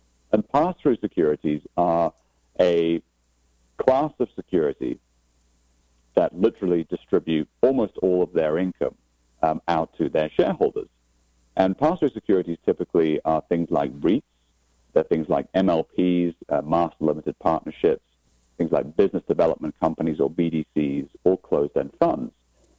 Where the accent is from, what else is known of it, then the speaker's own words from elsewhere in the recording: Aberdeen, Scotland, United Kingdom; Well, as you rightly said, I'm actually from Scotland, so a town called Aberdeen on the northeast coast of Scotland. So it's about 40 miles north of St. Andrews, for those of you that are golf fans.